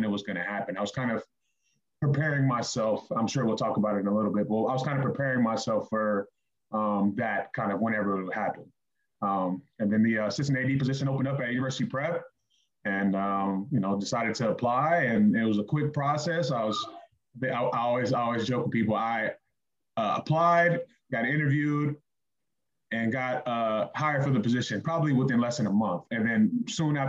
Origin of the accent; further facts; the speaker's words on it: Los Angeles, California, United States; now in Seattle, United States; I grew up in Los Angeles, California, born and raised